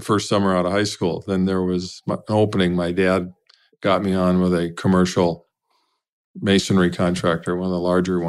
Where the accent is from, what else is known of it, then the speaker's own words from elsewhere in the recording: Pine City, Minnesota, United States; I'm a farm boy from Pine City, Minnesota.